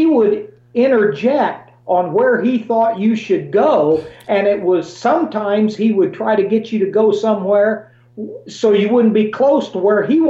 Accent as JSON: {"language": "English", "region": "Illinois", "country": "United States", "said": "Illinois is my favorite because it's my home state."}